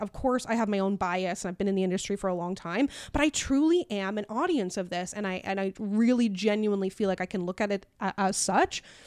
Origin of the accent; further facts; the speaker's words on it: Newfoundland and Labrador, Canada; I'm black and from Newfoundland